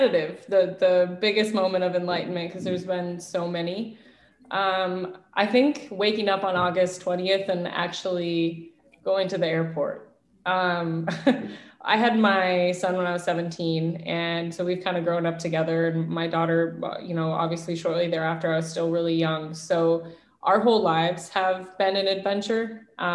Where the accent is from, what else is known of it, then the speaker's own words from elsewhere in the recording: Central Washington, United States; moved away as an adult; also born or lived in Portland, Oregon; now in New York, United States; I came from a very small Native American reservation in Central Washington